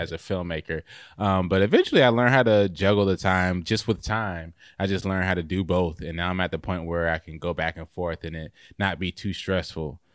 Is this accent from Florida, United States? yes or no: no; Raleigh, North Carolina, United States; now in Clayton, United States; I'm from, originally from Raleigh, North Carolina. Um, I grew up there and then moved to Clayton